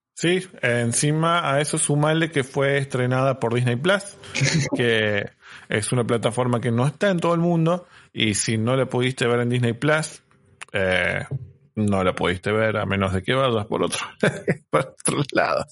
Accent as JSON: {"language": "Spanish", "town": "Unquillo", "region": "Córdoba", "country": "Argentina", "tie": "born or raised there", "said": "yo crecí en Unquillo, en Córdoba"}